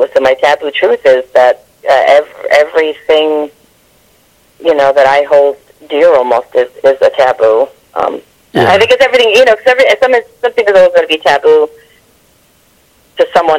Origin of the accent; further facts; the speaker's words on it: New York City, New York, United States; now in Las Vegas, United States; even though I grew up in New York, I grew up in Queens, very, very blue-collar, very, you know, extremely Catholic neighborhood.